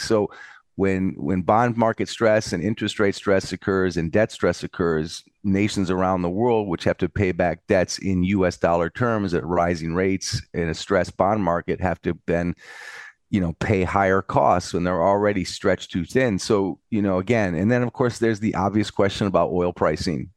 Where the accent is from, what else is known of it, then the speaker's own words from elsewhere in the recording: United States; now in Europe; I'm in Europe, but I'm an American